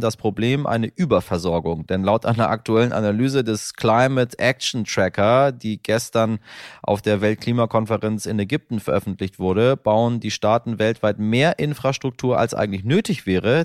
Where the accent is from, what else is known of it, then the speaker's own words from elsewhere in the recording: Northern Germany, Germany; als Norddeutscher